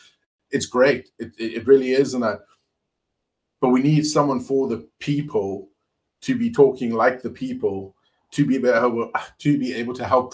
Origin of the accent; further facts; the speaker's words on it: Cape Town, Western Cape, South Africa; So I'm from Cape Town, or the Western Cape originally.